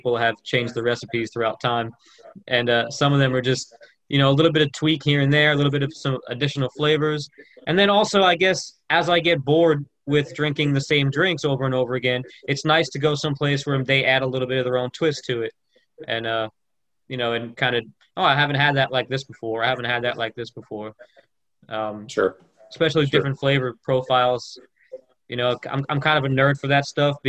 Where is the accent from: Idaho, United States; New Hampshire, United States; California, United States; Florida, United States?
Florida, United States; now in Tennessee, United States; I growing up in Florida and then moving to Tennessee